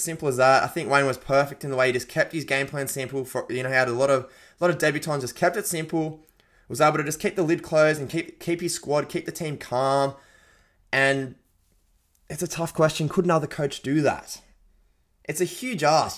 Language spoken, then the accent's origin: English; Penrith, New South Wales, Australia; born and bred in the West, mate. Was born in Penrith